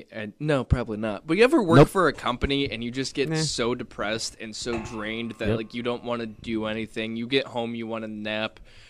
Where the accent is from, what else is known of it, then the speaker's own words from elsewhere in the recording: Cleveland, Ohio, United States; Yeah, we're from Cleveland.